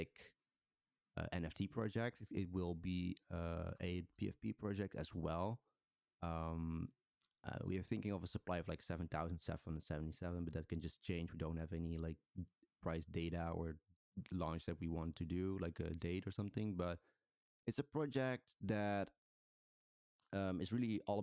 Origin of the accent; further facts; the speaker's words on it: Netherlands; I'm from the Netherlands.